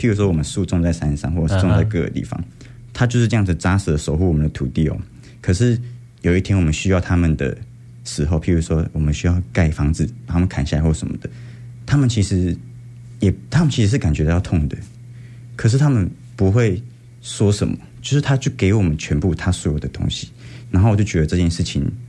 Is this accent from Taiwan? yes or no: yes; Hualien County, Taiwan; 嗯，那我好像应该要想一想，就是我为什么要回来，然后为什么要为什么我是花莲人。